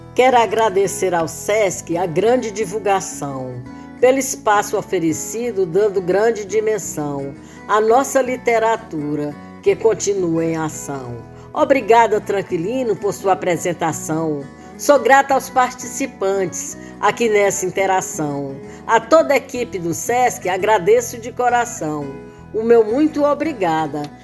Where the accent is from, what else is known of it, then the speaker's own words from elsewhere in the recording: Poeiras, Ceará, Brazil; moved away; Eu nasci em Poeiras, no Ceará